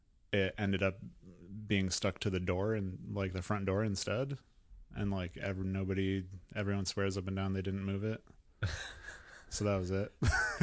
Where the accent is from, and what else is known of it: Indiana, United States